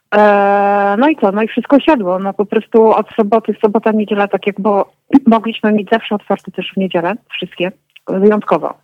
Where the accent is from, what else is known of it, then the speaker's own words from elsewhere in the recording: Warsaw, Masovian Voivodeship, Poland; now in Kraków, Poland; moje dzieciństwo z Warszawy z lat komunistycznych